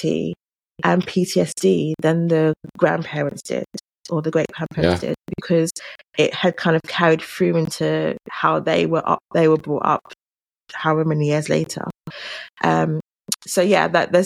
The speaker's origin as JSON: {"language": "English", "region": "London", "country": "United Kingdom", "tie": "born or raised there", "accent": "London", "said": "I grew up in London. My family are Jamaican"}